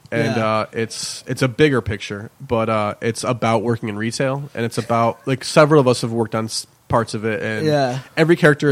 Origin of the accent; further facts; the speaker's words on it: West Hartford, Connecticut, United States; I grew up in Elmwood, which is the other side of the tracks in West Hartford.